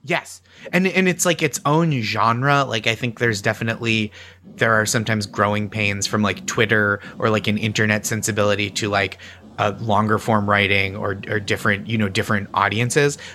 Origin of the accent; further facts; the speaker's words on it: Stoneham, Massachusetts, United States; moved away as an adult; also born or lived in Boston; now in New York, United States; I have hometown pride, like, I wanna represent well for my hometown